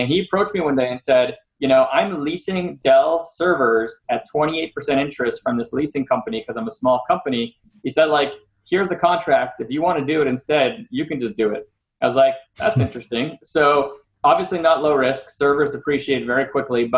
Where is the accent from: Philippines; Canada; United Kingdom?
Canada; Montreal, Quebec; moved away as an adult; now in United States; I'm from Canada, I'm from Montreal. And that's where I grew up till I left in 98.